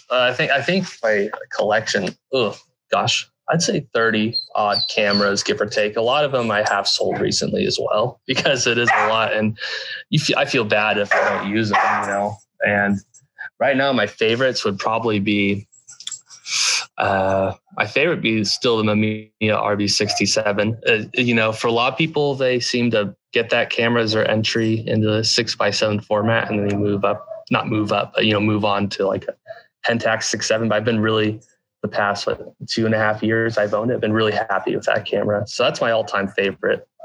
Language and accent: English; United States; growing up in the Sierra Nevada mountains